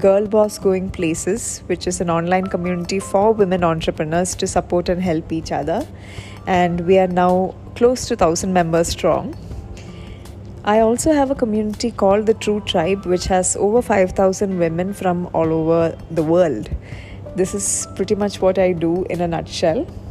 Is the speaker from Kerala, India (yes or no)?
yes; Kerala, India; I'm originally from Kerala.